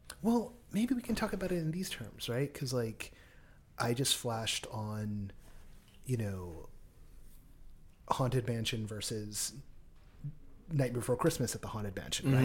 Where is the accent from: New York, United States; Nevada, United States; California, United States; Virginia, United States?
California, United States; Anaheim; I was born in Orange County at St. Joe's